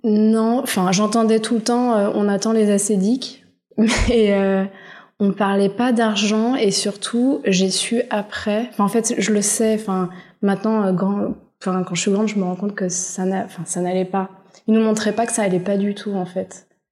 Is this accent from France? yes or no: yes; Paris, Île-de-France, France; j'ai grandi dans le 9e arrondissement à Paris